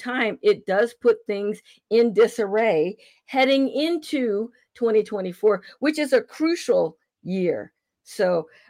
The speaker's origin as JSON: {"language": "English", "region": "California", "country": "United States", "said": "I'm from California"}